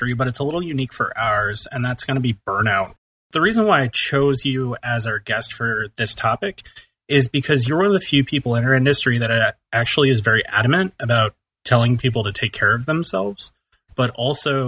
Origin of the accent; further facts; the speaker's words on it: New York, United States; moved away; my home state of New York